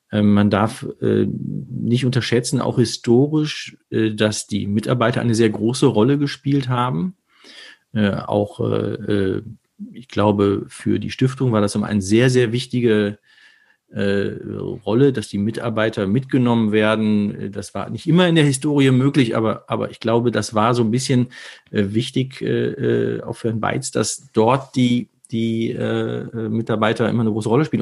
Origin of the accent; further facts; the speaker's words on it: Herne, North Rhine-Westphalia, Germany; now in Düsseldorf, Germany; meine Wurzel ist Herne